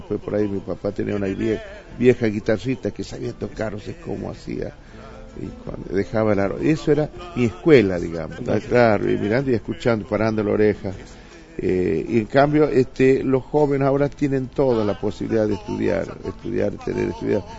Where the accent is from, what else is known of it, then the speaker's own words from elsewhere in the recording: Jujuy, Argentina; also born or lived in Salta; de mi pueblo, del eh, de ese eh, eh, de, mi pueblo, de Jujuy o de Salta, que conocía cuando era chiquito